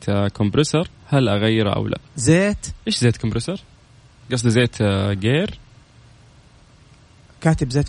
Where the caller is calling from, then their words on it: Riyadh, Riyadh Province, Saudi Arabia; طيب مساء الأنوار أنا آه. … من الرياض